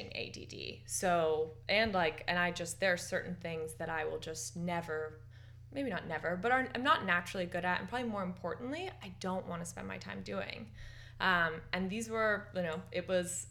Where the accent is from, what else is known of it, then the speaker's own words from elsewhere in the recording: San Francisco, California, United States; also born or lived in Marin County, California; We grew up in San Francisco together, and we played soccer together in the Golden Gate Park Youth Recreational Soccer League